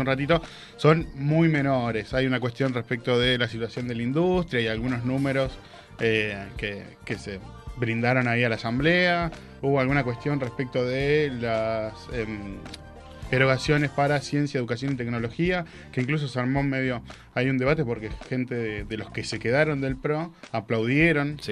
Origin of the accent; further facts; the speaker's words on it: Argentina; somos los argentinos